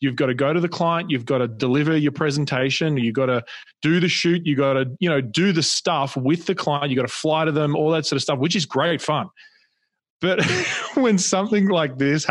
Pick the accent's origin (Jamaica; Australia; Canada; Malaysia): Australia; accent: Australian; now in Newport Beach, United States; you can probably hear my accent is Australian, but we live in Newport Beach